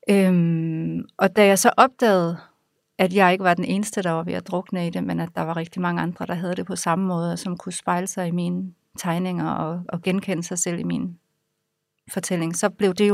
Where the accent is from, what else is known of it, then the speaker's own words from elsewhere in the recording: Aarhus, Central Denmark Region, Denmark; Jeg er vokset op i Aarhus øh, med to gymnasielærerforældre.